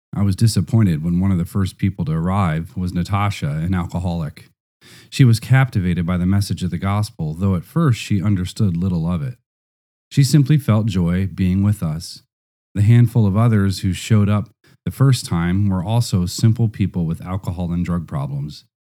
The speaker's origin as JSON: {"language": "English", "country": "Nigeria", "moved": "yes", "lives_now": "Russia", "said": "I was from Nigeria"}